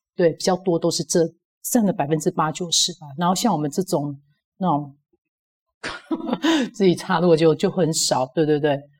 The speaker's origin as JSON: {"language": "Chinese", "region": "Kaohsiung", "country": "Taiwan", "said": "我是高雄，来自于高雄"}